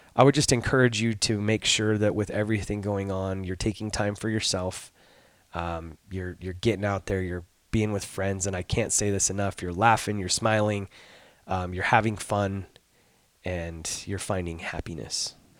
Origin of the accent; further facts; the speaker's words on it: Arizona, United States; I'm from Arizona.